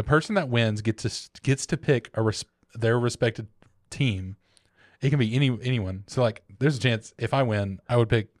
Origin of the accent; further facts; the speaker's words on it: American South, United States; accent: Southern; I know I have a southern accent.